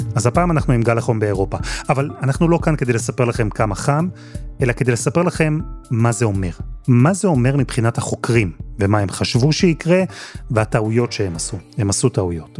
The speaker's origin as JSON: {"language": "Hebrew", "country": "Israel", "moved": "yes", "lives_now": "United Kingdom", "said": "אנחנו הישראלים"}